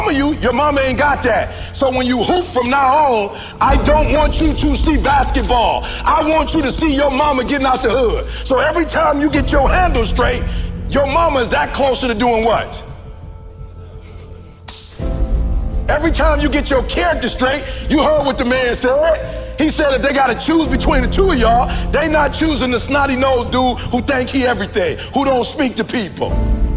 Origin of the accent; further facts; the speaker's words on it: Chicago, Illinois, United States; I'm from Chicago, South Side, I ain't have my father in my life.